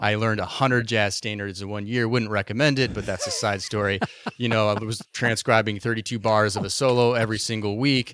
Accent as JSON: {"language": "English", "town": "Boise", "region": "Idaho", "country": "United States", "tie": "born or raised there", "moved": "yes", "said": "I grew up in Boise, Idaho originally"}